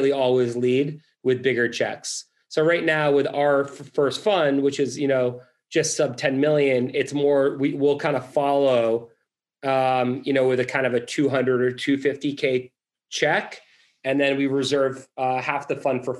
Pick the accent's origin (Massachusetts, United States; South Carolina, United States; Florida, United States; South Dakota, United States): Massachusetts, United States; Boston; I'm from Boston